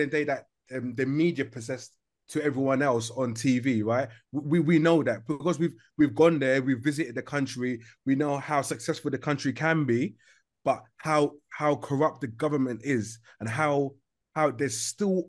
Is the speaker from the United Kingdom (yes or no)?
yes; United Kingdom; I'm born here, right? So me being British, I'm born here.